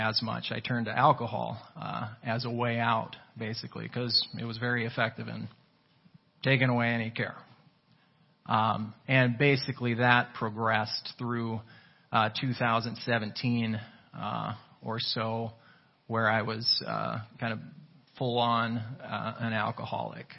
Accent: New London, Minnesota, United States; I was raised just outside of New London here

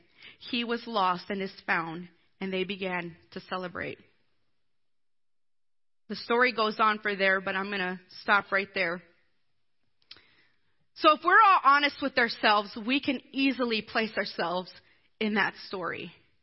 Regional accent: Blue Ridge, South Carolina, United States; And I grew up in Blue Ridge, South Carolina. Look it up. It's really itty-bitty. It's over by Greenville.

